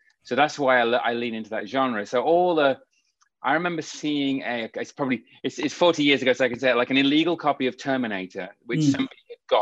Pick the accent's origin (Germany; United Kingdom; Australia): United Kingdom; the Midlands of the UK, England; growing up in the Midlands of the UK, so the rural part of England